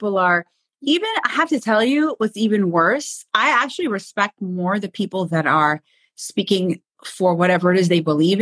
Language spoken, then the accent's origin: English; New York, United States; now in Israel; I'm from New York